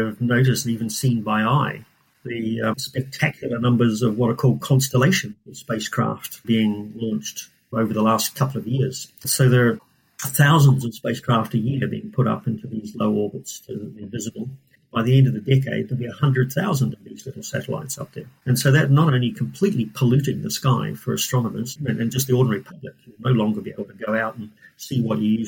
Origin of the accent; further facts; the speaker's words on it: New Zealand; moved away as an adult; also born or lived in Scotland; now in Cambridge, United Kingdom; I'm from New Zealand. I did my PhD in New Zealand